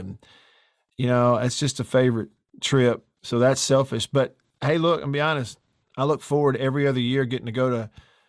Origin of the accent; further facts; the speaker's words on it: Alabama, United States; I growing up in Alabama, I was a baseball kid and wanted to play baseball, and I was a Braves fan.